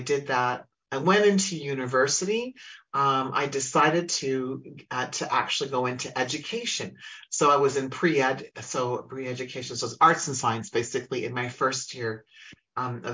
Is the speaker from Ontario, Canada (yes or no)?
no; Humboldt, Saskatchewan, Canada; now in Alberta, Canada; I grew up in Saskatchewan, which is a province next to me where I live in the province of Alberta